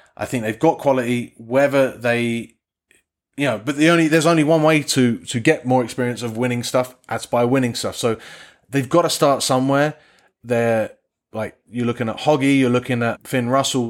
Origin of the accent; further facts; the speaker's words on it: England, United Kingdom; I say this as an Englishman